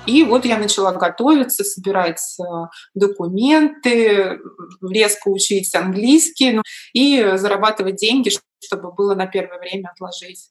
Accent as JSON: {"language": "Russian", "region": "Moscow", "country": "Russia", "moved": "as an adult", "lives_now": "New York, United States", "said": "я девочка из Москвы, в Нью-Йорке"}